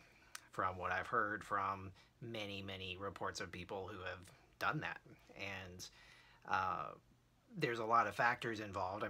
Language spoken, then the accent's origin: English; Rockledge, Florida, United States; Rockledge, Florida, where I grew up, tiny little nowhere town